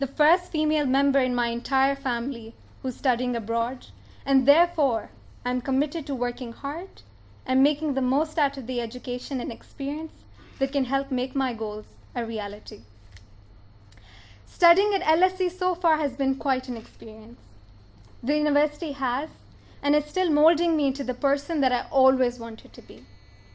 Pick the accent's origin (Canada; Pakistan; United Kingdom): Pakistan; moved away as an adult; I'm from Pakistan